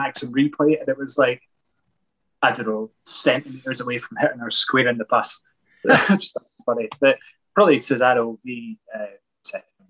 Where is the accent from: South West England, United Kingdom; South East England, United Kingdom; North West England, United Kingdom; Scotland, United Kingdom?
Scotland, United Kingdom; Edinburgh; I don't come from Glasgow. Uh, I come from Edinburgh